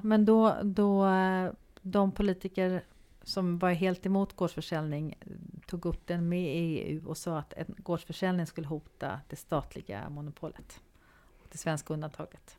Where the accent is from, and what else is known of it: Sweden